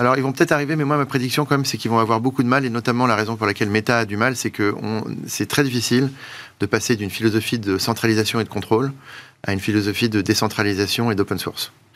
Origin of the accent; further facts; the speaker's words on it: France; on est français